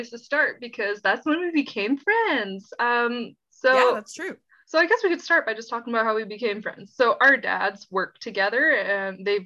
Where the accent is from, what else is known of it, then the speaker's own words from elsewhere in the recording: Okanagan, British Columbia, Canada; I am 25 years old. I was born and raised here in the Okanagan.